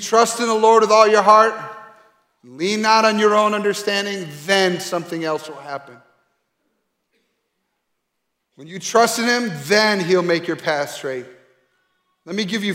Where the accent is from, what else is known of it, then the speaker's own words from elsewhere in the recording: Grand Rapids, Michigan, United States; moved away; my hometown in Grand Rapids, Michigan